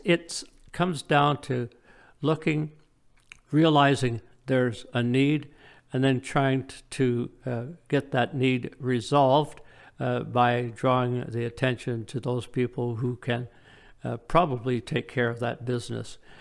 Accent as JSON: {"language": "English", "town": "Woodstock", "region": "Ontario", "country": "Canada", "tie": "born or raised there", "also_born_or_lived": "Midland, Ontario", "moved": "yes", "lives_now": "Ailsa Craig, Canada", "said": "my parents and I, we grew up in Woodstock"}